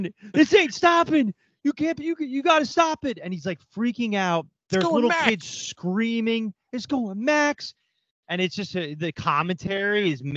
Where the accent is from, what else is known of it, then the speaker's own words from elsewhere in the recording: Westchester, New York, United States; we're all from New York here, but we don't all live in New York now